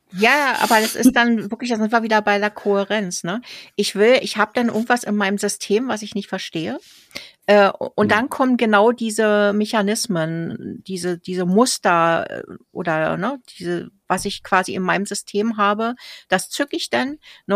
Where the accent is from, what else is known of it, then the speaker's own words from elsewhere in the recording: Berlin, Germany; now in Switzerland; das gleiche Kiez, wo ich auch aufgewachsen bin in Berlin